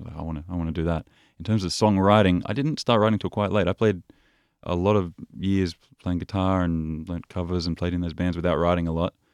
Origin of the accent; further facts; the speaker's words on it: Byron Bay, New South Wales, Australia; moved away as an adult; also born or lived in Paris / Copenhagen; when I was growing up in Byron Bay